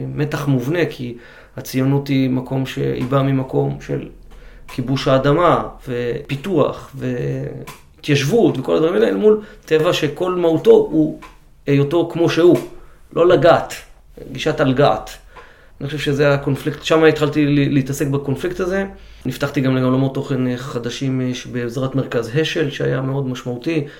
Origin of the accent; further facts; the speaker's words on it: Karmiel, Northern District, Israel; now in Ramat Negev, Israel; גדלנו כולנו בחוגי סיירות בכרמיאל